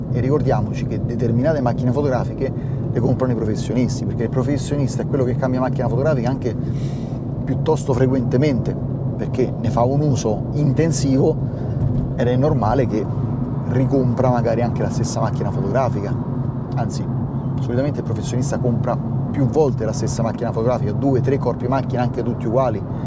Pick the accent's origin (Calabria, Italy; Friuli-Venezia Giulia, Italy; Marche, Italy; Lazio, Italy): Lazio, Italy; Rome; a me che sono di Roma